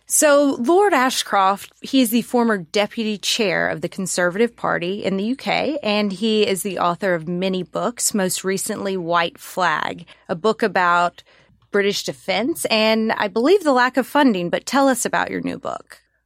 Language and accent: English; Mississippi, United States; my lovely home state